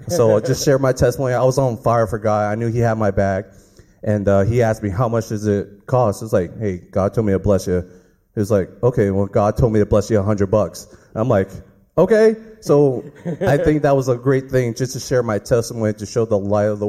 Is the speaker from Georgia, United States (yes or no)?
no; Orlando, Florida, United States; I'm from Orlando, Florida, and I came down to see the Smith family.